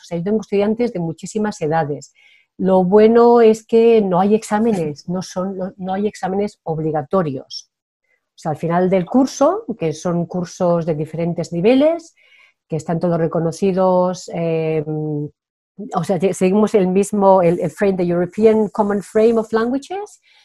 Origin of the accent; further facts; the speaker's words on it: Spain; first language Spanish; moved away as an adult; also born or lived in France; soy muy española